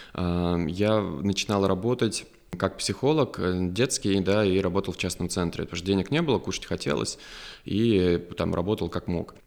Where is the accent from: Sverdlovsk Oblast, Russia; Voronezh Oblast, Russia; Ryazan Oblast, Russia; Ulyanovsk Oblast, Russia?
Ryazan Oblast, Russia; Ryazan; also born or lived in Moscow / Germany; now in Lyubertsy, Russia; я из Рязани, у нас там лужа и грибы с глазами, вот, но а, опять же, я очень люблю свой родной город